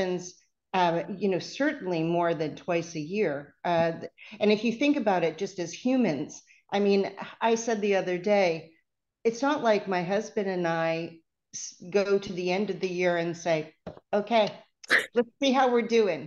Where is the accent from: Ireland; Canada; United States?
Canada; accent: Canadian; you can tell I'm Canadian because I say process.